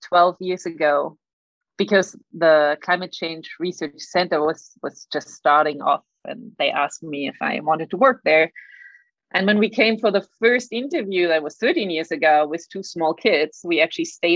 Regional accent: Berlin, Germany; moved away as an adult; also born or lived in France / Senegal; now in Sydney, Australia; I grew up in Germany. That's why I have a weird accent. Apologies. In Berlin, and that's where I did my high school.

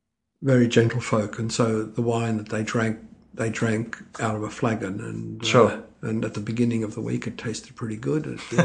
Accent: Melbourne, Victoria, Australia; also born or lived in Trieste, Italy; I came to Australia when I was about 2. Mm-hmm. So I grew up in Melbourne.

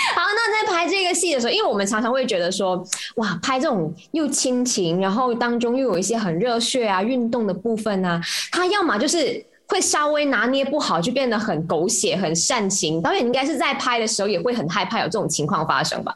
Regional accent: Malaysia; 我们马来西亚人

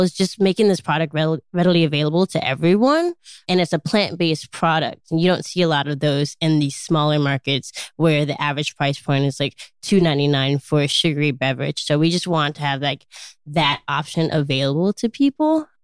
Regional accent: Chicago, Illinois, United States; I grew up in Chicago, Illinois

